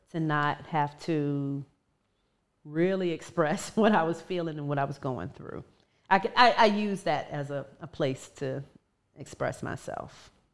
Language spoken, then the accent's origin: English; Ivor, Virginia, United States; now in DMV area, United States; from my hometown, from Virginia